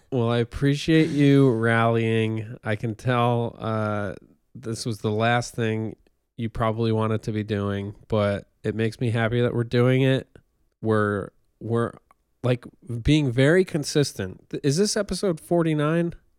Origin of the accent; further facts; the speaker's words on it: near Newburgh, upstate New York, United States; moved away; my hometown's more rural